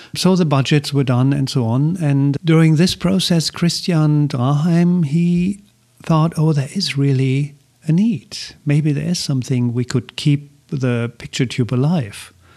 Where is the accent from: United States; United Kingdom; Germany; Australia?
Germany; Essen, North Rhine-Westphalia; English is a second language; moved away; in my hometown in Essen, in Germany